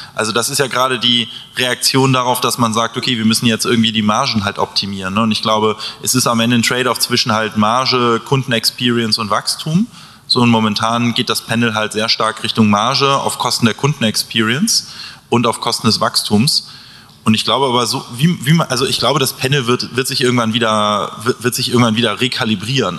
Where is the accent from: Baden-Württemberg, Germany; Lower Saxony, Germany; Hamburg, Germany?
Hamburg, Germany; also ich komme ja auch aus Hamburg